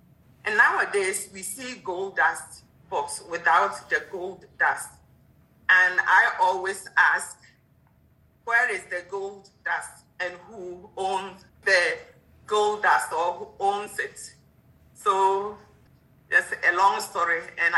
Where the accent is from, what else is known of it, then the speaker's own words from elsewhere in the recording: Ashanti, Ghana; now in United Kingdom; I'm from Ashanti. Ashanti person